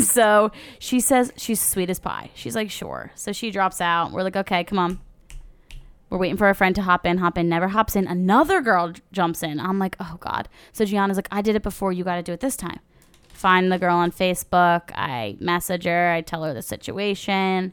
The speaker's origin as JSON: {"language": "English", "region": "New Jersey", "country": "United States", "said": "We're from New Jersey, by the way, South Jersey."}